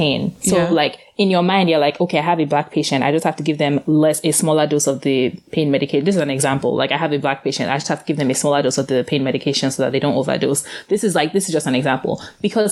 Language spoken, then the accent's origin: English; Nigeria; now in Philadelphia, United States; I grew up in Nigeria